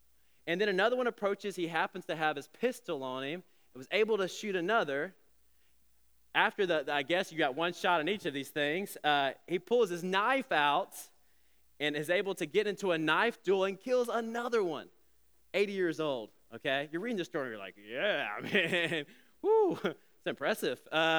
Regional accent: Alabama, United States; I'm just old enough to remember when I was a kid growing up in Alabama, I remember the whispers, even the stares, when an interracial couple would come into a restaurant.

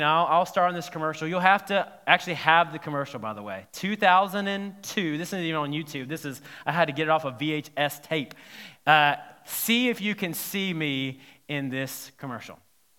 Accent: South Carolina, United States; I grew up in South Carolina my teen years, and I was asked to be in a commercial.

